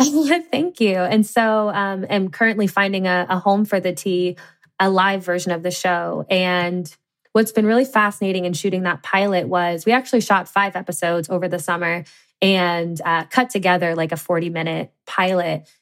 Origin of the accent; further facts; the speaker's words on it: Cincinnati, Ohio, United States; I grew up in the Midwest in Cincinnati, Ohio